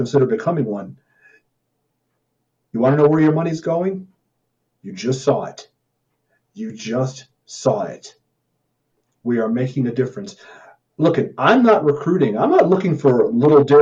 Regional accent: Missouri, United States; I'm from Missouri

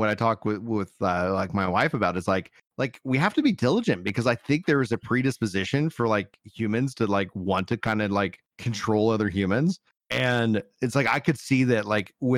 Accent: Fort Worth, Texas, United States; accent: Central Texas; I got my Tech Central accent

